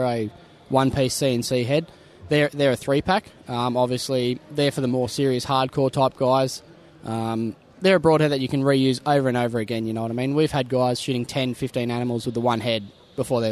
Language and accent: English; Newcastle, New South Wales, Australia; I'm from Newcastle, Hunter